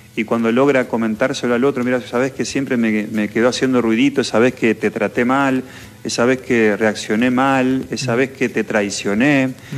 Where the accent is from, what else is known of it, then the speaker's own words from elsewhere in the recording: San Jerónimo, Santa Fe, Argentina; somos gringos, yo acá soy de San Jerónimo